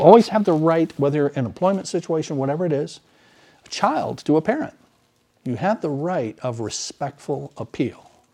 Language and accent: English; United States; as American citizens